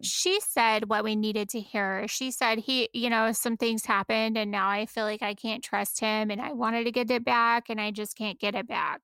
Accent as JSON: {"language": "English", "country": "United States", "said": "we're all American"}